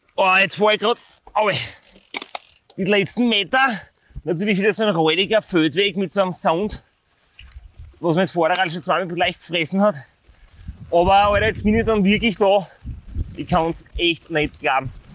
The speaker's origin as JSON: {"language": "German", "region": "Styria", "country": "Austria", "said": "als Steirer"}